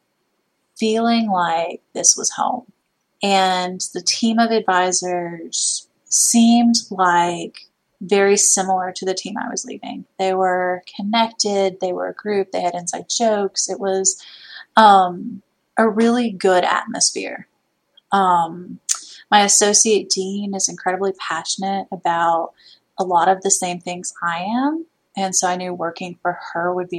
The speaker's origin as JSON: {"language": "English", "region": "Midwest", "country": "United States", "moved": "yes", "lives_now": "Alabama, United States", "said": "I'm from the Midwest"}